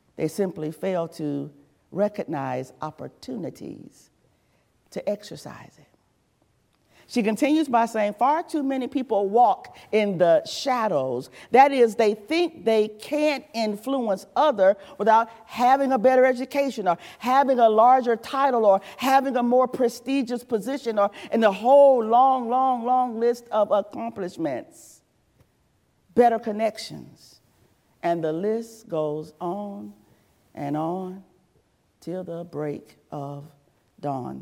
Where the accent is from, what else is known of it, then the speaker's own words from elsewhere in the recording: the South, United States; also born or lived in Georgia / South Carolina / North Carolina; now in Virginia, United States; I was raised in the South. I'm a Southerner. I'm unapologetically a Southerner